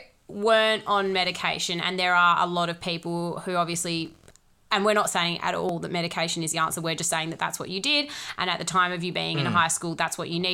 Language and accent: English; Doubleview, Western Australia, Australia; You and I grew up in Double View.